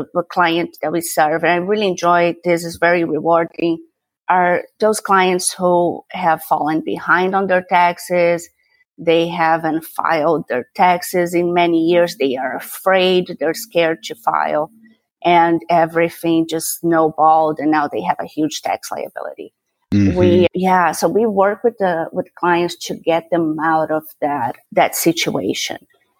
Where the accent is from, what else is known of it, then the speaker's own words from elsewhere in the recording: Brazil; first language Portuguese; English is a second language; also born or lived in Hong Kong / Paris / Santiago; now in Houston, United States; No, I've been here 20-somewhat years, but I'm originally from Brazil. So my first language is Portuguese.